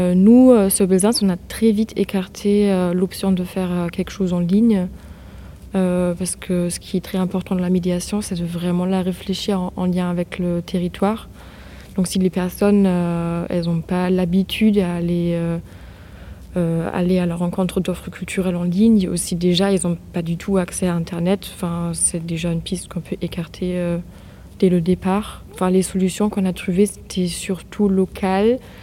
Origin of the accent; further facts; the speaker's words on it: Germany; now in France; moi, je viens de l'Allemagne